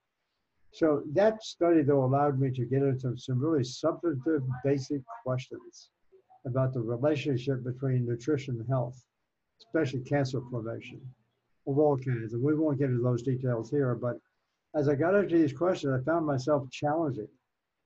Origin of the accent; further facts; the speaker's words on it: Virginia, United States; moved away; I was raised in Virginia, mm-hmm. west of Washington, D.C.